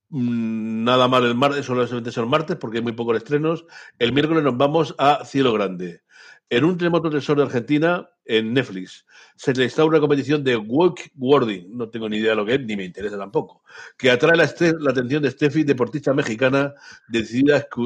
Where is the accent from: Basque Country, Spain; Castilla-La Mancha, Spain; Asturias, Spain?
Basque Country, Spain; como buen vasco que soy